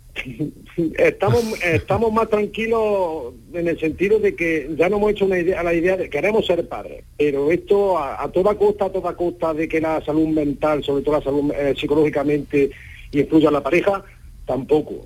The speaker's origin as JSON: {"language": "Spanish", "area": "northern Córdoba province, Los Pedroches", "region": "Andalusia", "country": "Spain", "said": "yo soy de Córdoba, pero de una zona rural. Yo soy del norte de la provincia"}